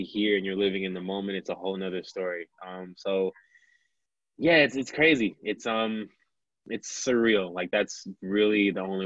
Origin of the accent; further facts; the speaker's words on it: Milwaukee, Wisconsin, United States; born and raised in Milwaukee, Wisconsin, in the United States